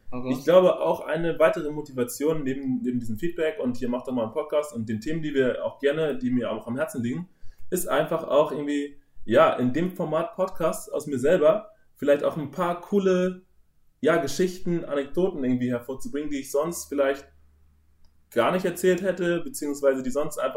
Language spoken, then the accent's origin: German; North Germany, Germany; Bei uns im Norden, wo ich okay. aufgewachsen bin, heißt es Tick.